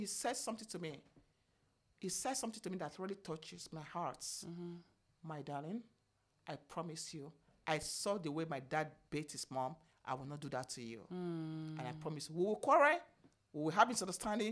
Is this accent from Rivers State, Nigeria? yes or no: no; Benin City, Edo, Nigeria; moved away as an adult; also born or lived in United States; I'm from Benin, what do you call it, Benin States